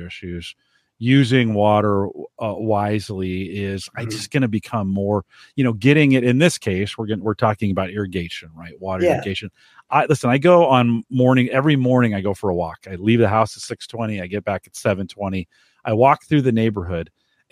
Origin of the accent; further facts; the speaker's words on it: the Bay Area, California, United States; moved away; I grew up in the Bay Area. I left in the middle 80s